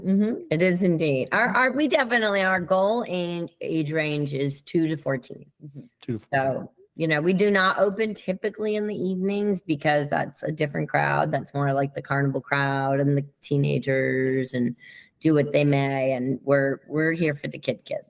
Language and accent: English; Connecticut, United States; also born or lived in Kansas City, Missouri; we quickly transitioned to Connecticut, where I spent my entire childhood